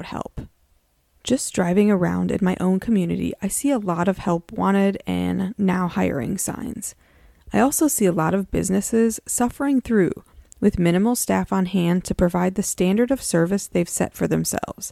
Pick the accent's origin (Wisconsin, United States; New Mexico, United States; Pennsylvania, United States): Wisconsin, United States; a college town in; I grew up in a college town. There's a four-year university in my hometown that's part of the University of Wisconsin system.